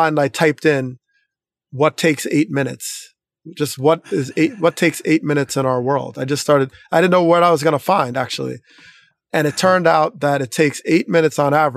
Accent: Teaneck, New Jersey, United States; the experience I had growing up in Teaneck

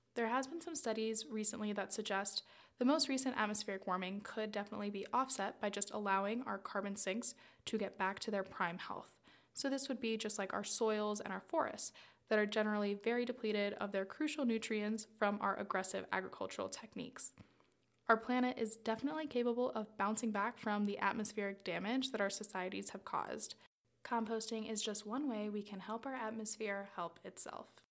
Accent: South Florida, United States; I grew up in South Florida in and on the water

